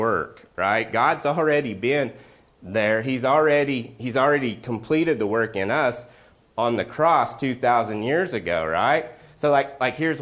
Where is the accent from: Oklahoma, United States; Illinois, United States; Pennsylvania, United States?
Oklahoma, United States; Growing up in Oklahoma